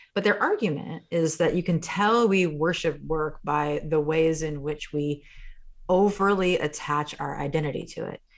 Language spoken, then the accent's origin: English; Midwest, United States; I grew up in the Midwest, Irish Catholic family, blue collar family in many ways.